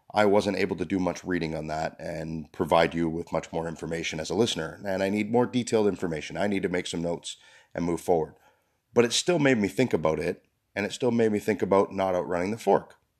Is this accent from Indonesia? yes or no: no; Canada; We're Canadian.